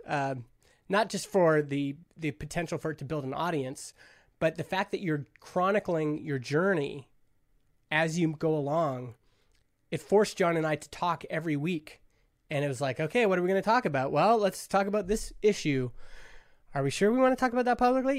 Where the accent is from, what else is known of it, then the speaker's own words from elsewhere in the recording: Stony Plain, Alberta, Canada; a kid growing up in Stony Plain, Alberta, this little farming town of five thousand people